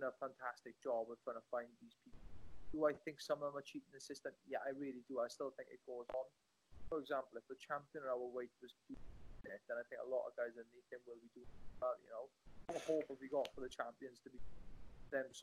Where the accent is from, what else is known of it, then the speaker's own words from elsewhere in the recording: Welsh, Wales, United Kingdom; I'm a Welsh boy. We don't have science labs here